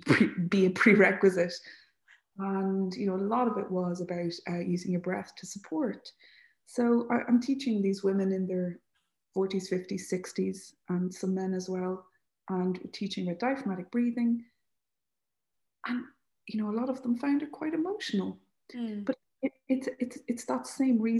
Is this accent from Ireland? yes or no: yes; Leixlip, Leinster, Ireland; I'm from Leixlip, so I didn't grow up right beside the sea